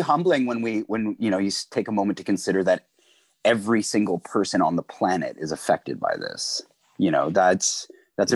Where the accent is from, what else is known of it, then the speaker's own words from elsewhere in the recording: Peterborough, Ontario, Canada; also born or lived in Kingston area, Ontario; now in Kingston, Canada; I'm originally from Peterborough, Ontario